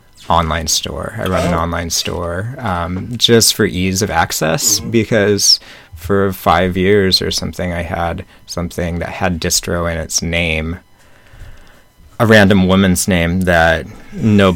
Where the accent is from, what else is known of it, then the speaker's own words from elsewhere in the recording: Snohomish, Washington, United States; I grew up in Snohomish, or outside of Snohomish, Washington, which is about 40 miles northeast of Seattle.